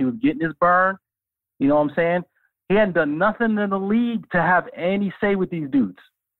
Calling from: Brooklyn, New York, United States; from Brooklyn.

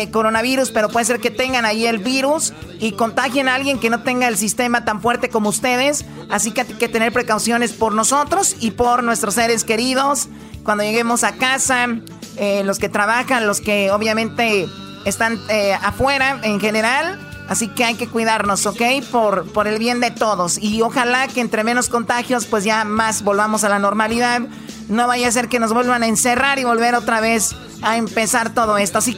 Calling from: Denver, Colorado, United States; De Denver, Colorado.

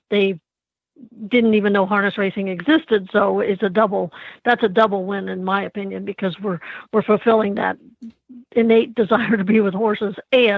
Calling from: Anderson, Indiana, United States; I am calling in from Anderson, Indiana, which is my home now.

